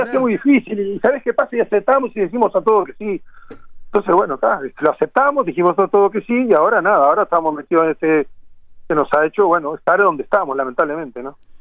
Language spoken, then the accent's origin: Spanish; Uruguay; siendo uruguayo